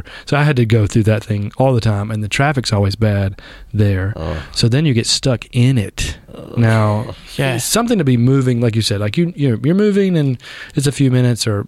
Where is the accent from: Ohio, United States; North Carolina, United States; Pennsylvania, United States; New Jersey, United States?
North Carolina, United States; Southern Pines; moved away as an adult; also born or lived in Texas; I grew up on East Main Avenue, so just right here across the tracks